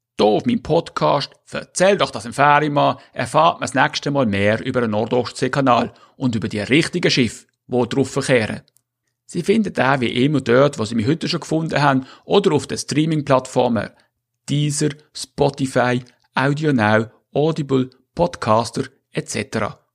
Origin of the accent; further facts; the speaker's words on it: Switzerland; also born or lived in Northern Germany; now in Germany; Exilschweizer zwischen Ost und Nordsee